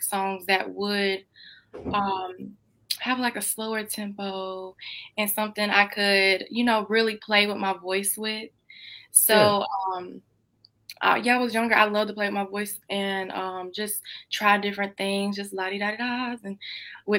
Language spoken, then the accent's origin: English; Greenville, North Carolina, United States; I'm 20 years old and I'm from Greenville, North Carolina